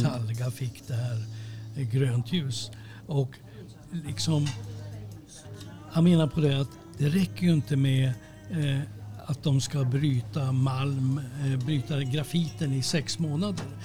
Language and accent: Swedish; Sweden; vi är svenskar